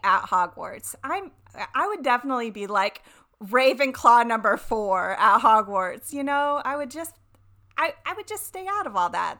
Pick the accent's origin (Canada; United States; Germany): United States; the South; I'm from the South. You guys remember I'm from the South?